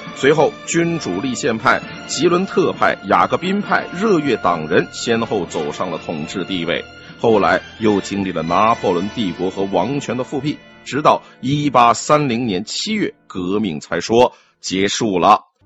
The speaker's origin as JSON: {"language": "Chinese", "country": "China", "said": "我们中国人"}